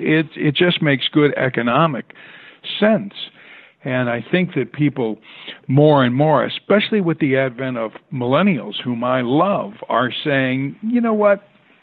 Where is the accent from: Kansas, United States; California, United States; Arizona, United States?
Arizona, United States; Tucson; born there; So I was born in Tucson, Arizona